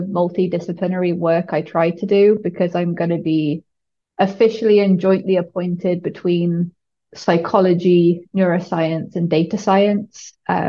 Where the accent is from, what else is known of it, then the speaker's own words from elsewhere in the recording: Shrewsbury, West Midlands, United Kingdom; moved away as an adult; also born or lived in Cardiff / Stanford; I grew up in a pretty small town called Shrewsbury, which is right on the border between England and Wales in the Midlands.